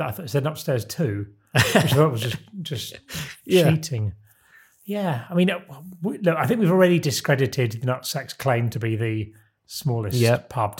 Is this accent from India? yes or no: no; Isle of Sheppey, South East England, United Kingdom; Very close to where I grew up on the Isle of Sheppey.